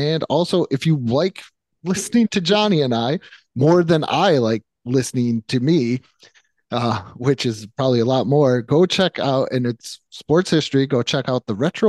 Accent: New York, United States; moved away as an adult; now in Texas, United States; I'm from New York.

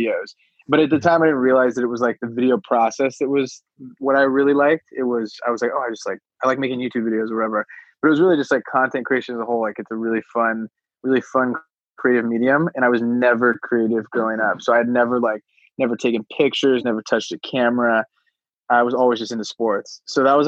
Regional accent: Los Alamitos, California, United States; also born or lived in Oregon; I grew up in like the suburbs, like totally normal, like California, like suburbs, like 30 minutes from LA, like 15 minutes from the beach

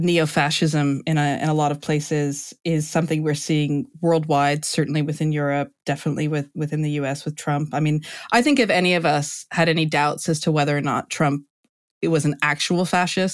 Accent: United States; moved away; as an American living abroad

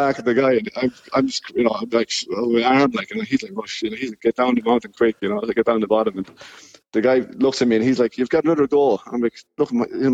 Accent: Clara, County Offaly, Ireland; moved away as an adult; now in Finland; I'm from Beachmount, so Kilcorsi there. And, you know, growing up there

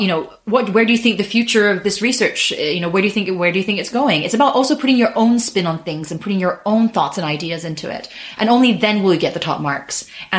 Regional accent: Japan; moved away as an adult; I grew up in Japan. I went to an international school. So my accent is not because I'm American, but because I went to an international school. So I'm half British, half Japanese.

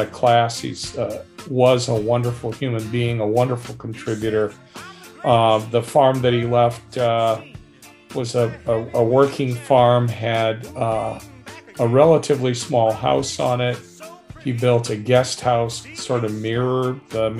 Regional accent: Berrien Springs, Michigan, United States; also born or lived in St. Joseph, Michigan; I was born in St. Joseph, Michigan. That was the local hospital, but I grew up entirely in Berrien Springs.

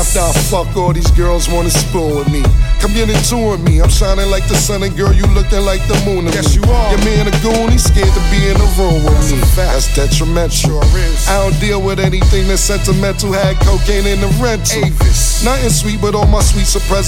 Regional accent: Baltimore, Maryland, United States; you already know how I feel about my hometown

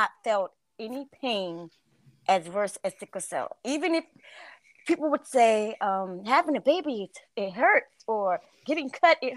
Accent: Florida, United States; I'm from Florida

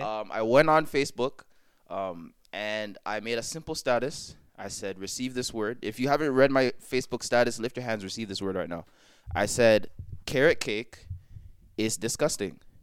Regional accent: Jamaica; I am Jamaican to the core

